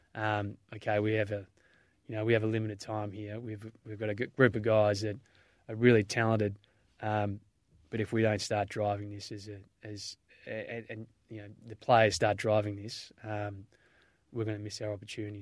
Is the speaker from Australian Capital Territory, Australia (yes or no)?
no; Melbourne, Victoria, Australia; I grew up in Mentone in, in, uh, Bayside, Melbourne